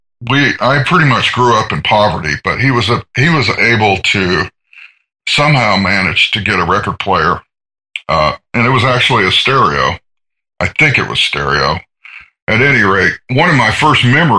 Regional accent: Atlanta, Georgia, United States; also born or lived in Seattle; now in Portland, United States; I'm from Georgia. I was born in Atlanta.

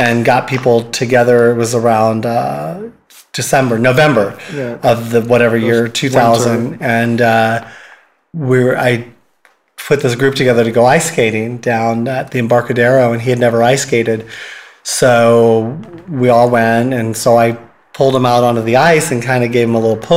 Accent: San Francisco, California, United States; I grew up here in San Francisco

